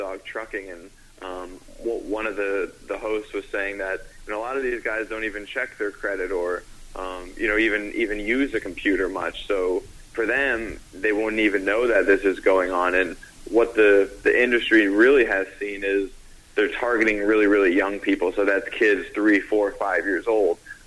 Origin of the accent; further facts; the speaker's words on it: North Carolina, United States; I'm from North Carolina.